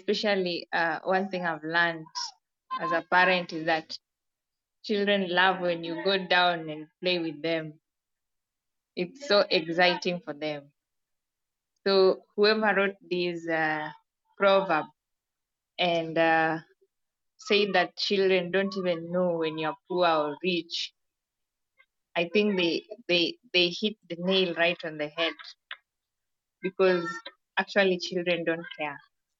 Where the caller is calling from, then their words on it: Kenya; I'm joining from Kenya. Yeah, and today is a beautiful day over here.